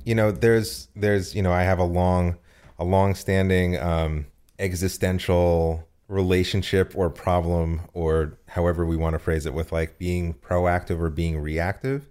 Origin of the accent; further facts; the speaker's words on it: United States; also born or lived in New Jersey; I'm from New York and New Jersey.